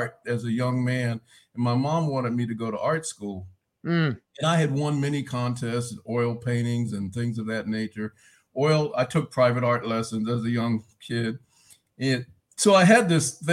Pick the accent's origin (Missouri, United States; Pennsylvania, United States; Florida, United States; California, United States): California, United States; Riverside; I'm from Southern California, Riverside, California